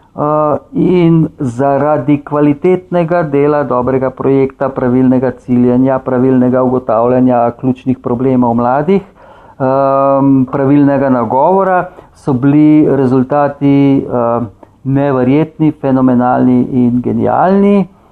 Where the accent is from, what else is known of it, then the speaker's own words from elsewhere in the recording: Slovenia; smo Slovenci